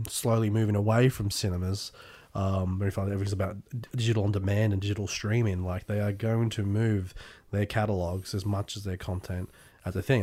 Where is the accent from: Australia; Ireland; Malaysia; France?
Australia; also born or lived in England; my high school years were down here in Australia.